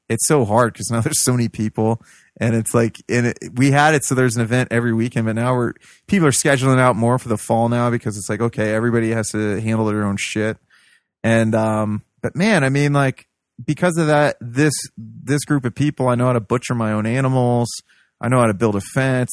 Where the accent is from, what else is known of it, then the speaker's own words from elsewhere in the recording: Midwest, United States; I'm a Midwesterner. I'm a, a hillbilly.